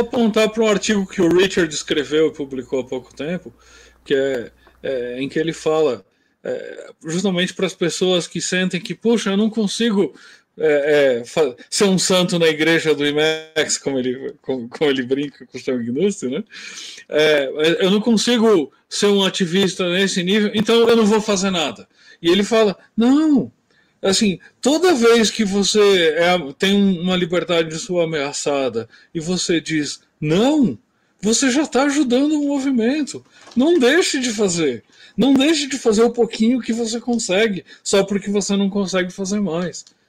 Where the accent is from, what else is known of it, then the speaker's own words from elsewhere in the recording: Brazil; A gente é brasileiro